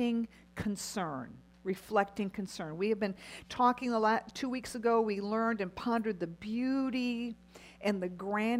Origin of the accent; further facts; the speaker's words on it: United States; as American Christian women